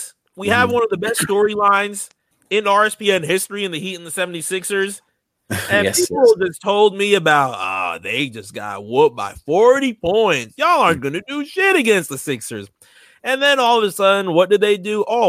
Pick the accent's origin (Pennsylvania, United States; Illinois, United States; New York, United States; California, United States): New York, United States; New York City; born there; I was born in the Bronx. In New York City.